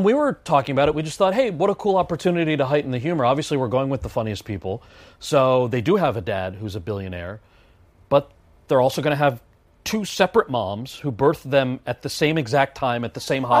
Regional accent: New Jersey, United States; when I was a kid growing up in New Jersey. That wasn't my world. I had so many Indian uncles who reminded me of George Costanza

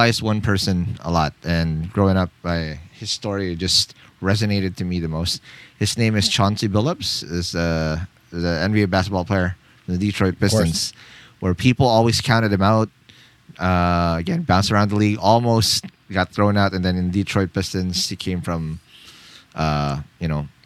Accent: Philippines; I come from the Philippines, born and raised here

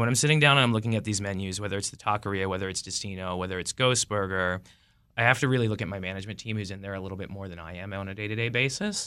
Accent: Chicago, Illinois, United States; now in Washington, D.C., United States; I'm from Chicago.

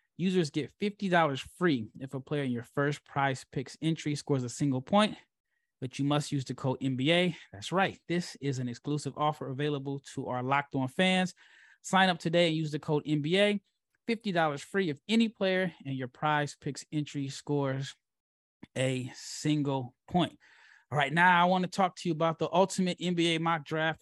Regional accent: Nebraska, United States; I'm from Nebraska

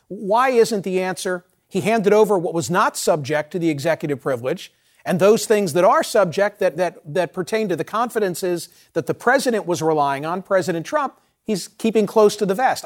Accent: Pennsylvania, United States; my home state, the Commonwealth of Pennsylvania

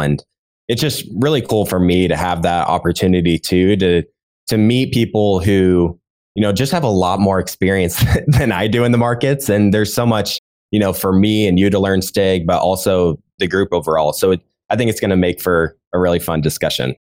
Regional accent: Nebraska, United States; I was actually born and raised in Nebraska and I'm still based here.

